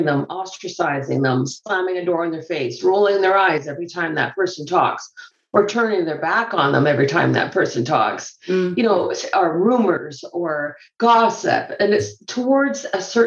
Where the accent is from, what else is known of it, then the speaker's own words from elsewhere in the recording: Canada; also born or lived in Scotland; I grew up in Canada